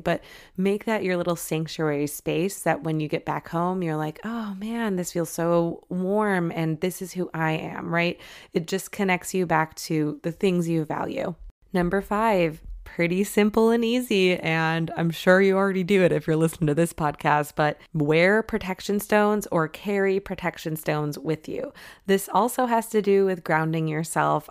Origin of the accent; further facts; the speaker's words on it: Michigan, United States; I grew up in Michigan